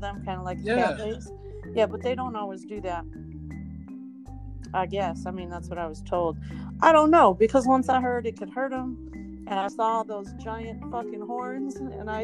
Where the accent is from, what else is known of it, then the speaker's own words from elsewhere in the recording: Southern California, United States; moved away; also born or lived in Texas; I was from Southern California